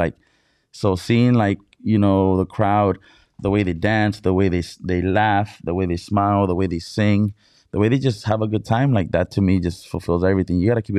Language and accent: English; Mexicali, Baja California, Mexico; now in San Diego, United States; Because first of all, I'm from Baja California. I was born in Mexicali. Baja California, Mexico.